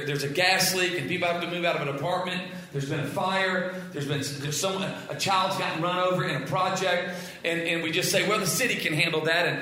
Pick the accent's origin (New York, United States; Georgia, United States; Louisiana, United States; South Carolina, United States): Louisiana, United States; South; I'm from South Louisiana.